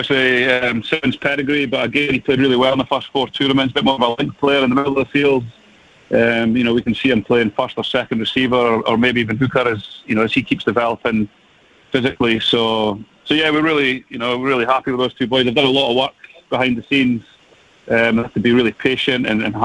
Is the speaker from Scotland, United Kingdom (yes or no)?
yes; Scotland, United Kingdom; as a Scotsman